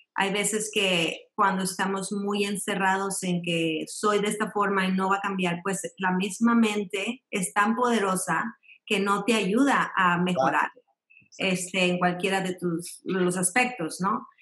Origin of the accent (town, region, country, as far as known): Monterrey, Nuevo León, Mexico; born or raised there; moved away as an adult; also born or lived in Piedras Negras, Coahuila / Mexico City; now in Alabama, United States